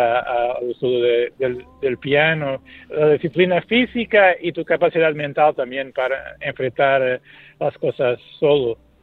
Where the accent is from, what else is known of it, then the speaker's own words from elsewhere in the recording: Portugal; Spanish is a second language; el fado es mi música natal, porque soy portugués